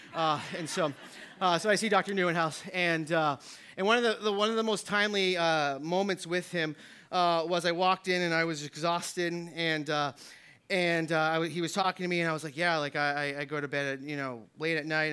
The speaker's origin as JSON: {"language": "English", "region": "New Hampshire", "country": "United States", "said": "I'm from New Hampshire"}